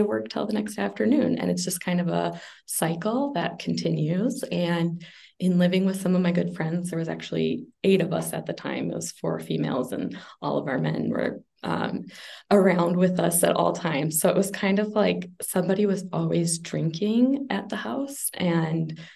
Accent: Minnesota, United States; moved away; also born or lived in Las Vegas; I am from Minnesota, Ashley's area, although I've been very nomadic lately, so kind of everywhere in the United States.

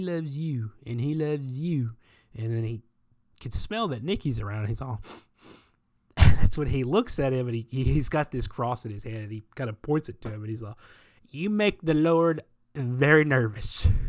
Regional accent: the South, United States; You know, I'm from the South, the Deep South.

